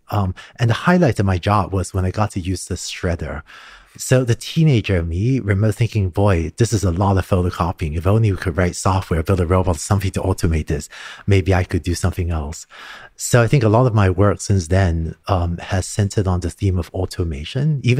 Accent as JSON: {"language": "English", "country": "Hong Kong", "tie": "born or raised there", "also_born_or_lived": "Singapore", "said": "Growing up in Hong Kong and Singapore, I started learning to code when I was five or six years old."}